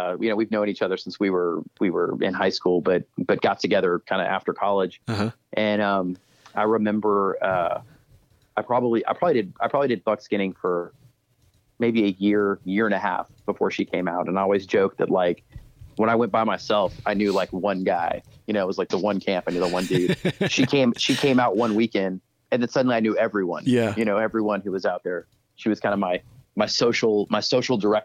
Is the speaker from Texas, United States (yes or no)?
yes; Texas, United States; all the guys who I grew up with in Texas